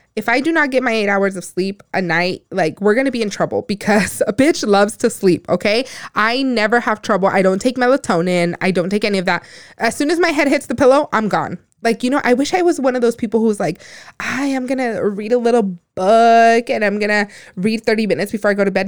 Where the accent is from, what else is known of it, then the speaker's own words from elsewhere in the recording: Phoenix, Arizona, United States; also born or lived in Empalme, Sonora, Mexico / Guaymas, Sonora, Mexico; I was born in, in Palme Sonora, Guaymas, but I was raised here. I was raised in South Phoenix